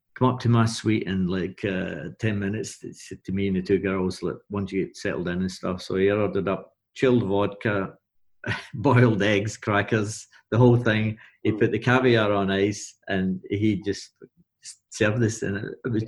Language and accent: English; Glasgow, Scotland, United Kingdom; being Glaswegian and being there